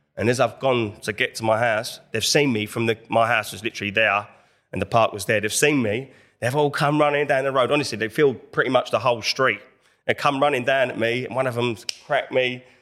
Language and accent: English; Enfield, London, United Kingdom; I'm in from Enfield, North London, that was from that area